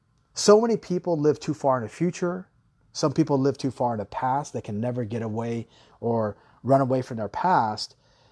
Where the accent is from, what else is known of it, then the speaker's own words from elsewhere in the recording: Taiwan; also born or lived in Guam / Hawaii; growing up in Taiwan and growing up in Guam and Hawaii, we always live by the beach.